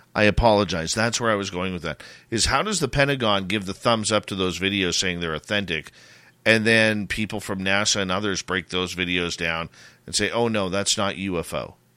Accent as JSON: {"language": "English", "town": "Abbotsford", "region": "British Columbia", "country": "Canada", "tie": "born or raised there", "said": "the Abbotsford Air Show, my hometown."}